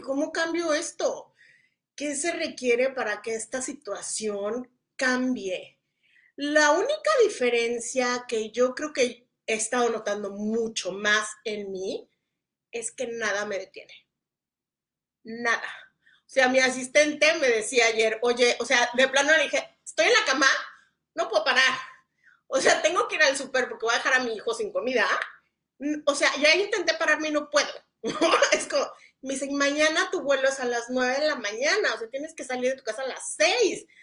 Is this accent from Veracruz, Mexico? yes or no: no; Mexico City, Mexico; yo venía del, vengo del DF y es alto